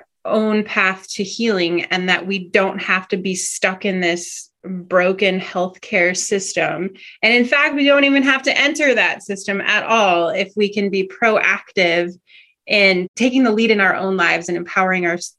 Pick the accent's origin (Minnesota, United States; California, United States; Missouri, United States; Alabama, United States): Minnesota, United States; moved away as an adult; now in Alaska, United States; growing up in Minnesota